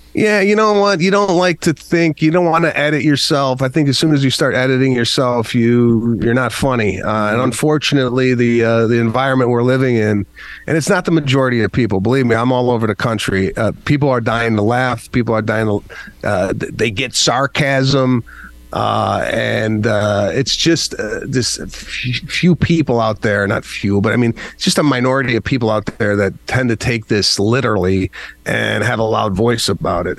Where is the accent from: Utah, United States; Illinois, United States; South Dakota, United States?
Illinois, United States; Arlington Heights; growing up in Arlington Heights, Illinois